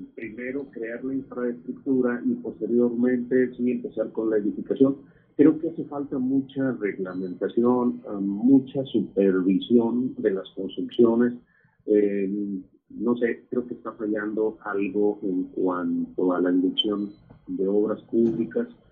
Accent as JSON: {"language": "Spanish", "country": "Mexico", "moved": "yes", "lives_now": "United States"}